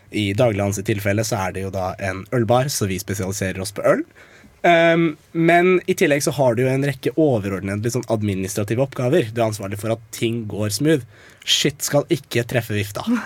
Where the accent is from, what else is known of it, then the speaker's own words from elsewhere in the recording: Eastern Norway, Norway; jeg er fra Østlandet